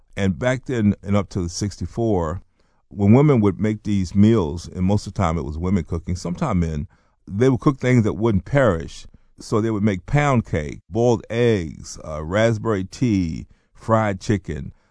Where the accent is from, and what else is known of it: North Carolina, United States; born or raised there; also born or lived in Baltimore, Maryland